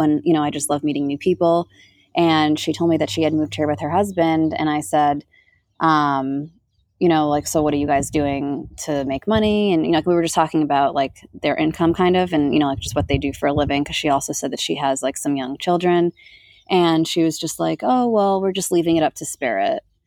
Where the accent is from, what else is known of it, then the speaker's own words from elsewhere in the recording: New York, United States; now in Sedona, United States; I grew up in New York where like right outside of New York City, 30 minutes away